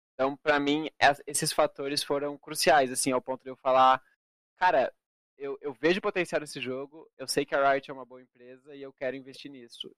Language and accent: Portuguese; Brazil; brasileiro representando na final